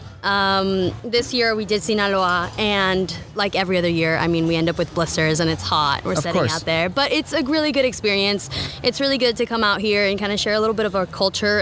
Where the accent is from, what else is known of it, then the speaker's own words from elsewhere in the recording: Redwood City, California, United States; I grew up in Redwood City